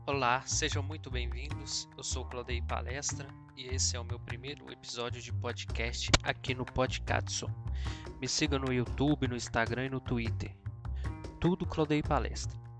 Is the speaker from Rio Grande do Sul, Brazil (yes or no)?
no; Belo Horizonte, Minas Gerais, Brazil; eu sou de BH.